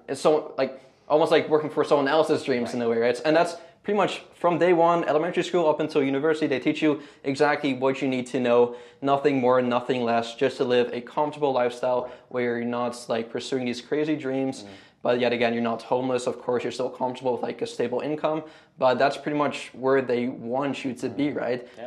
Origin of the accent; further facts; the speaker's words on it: Canada; moved away as an adult; now in Houston, United States; I'm from Canada